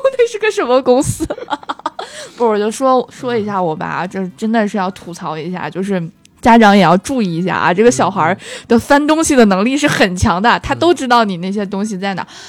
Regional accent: Tangshan, Hebei, China; now in Beijing, China; 我是唐山人

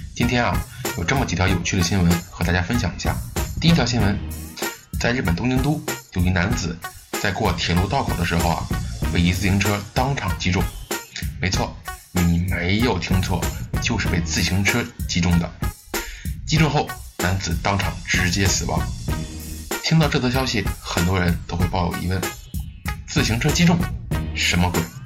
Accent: China; 作为中国人，见多了你就习惯了

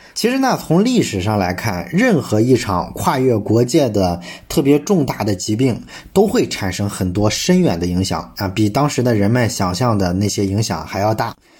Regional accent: China; 这其实呢说明我们中国人在宗教上是一个非常宽容的民族

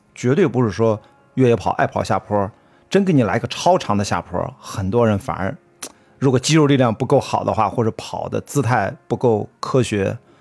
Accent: Qingdao, Shandong, China; accent: Qingdao; now in Beijing, China; 像我们青岛话啊，青岛。

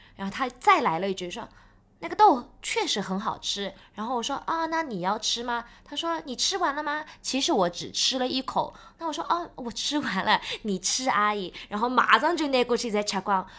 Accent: China; 我们是中国人

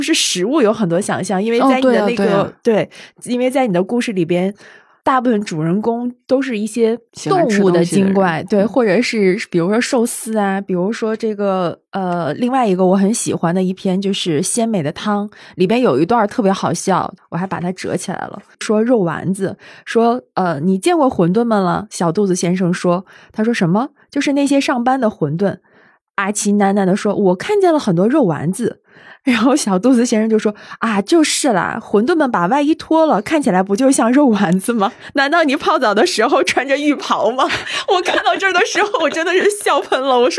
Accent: Northeast China, China; 作为一个东北人，你从小你的冬天其实是，就是和雪相伴一起成长起来。

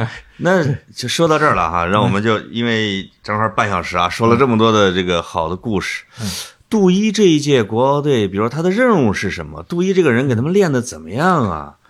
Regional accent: Henan, China; 我们河南人吧，

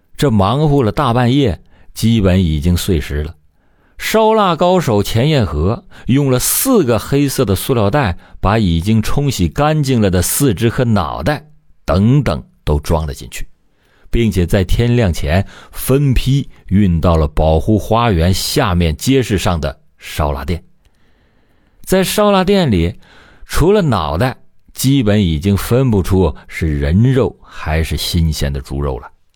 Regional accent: China; 咱们内地

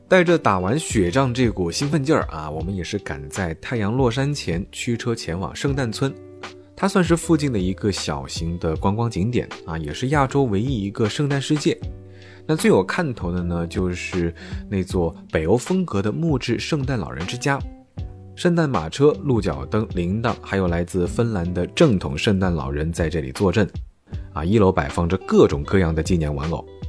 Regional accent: southern China, China; 这种从小在南方长大的孩子

